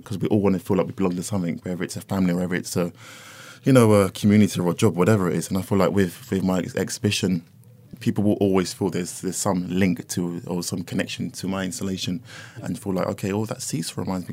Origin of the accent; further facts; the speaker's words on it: London, United Kingdom; where I lived growing up in North London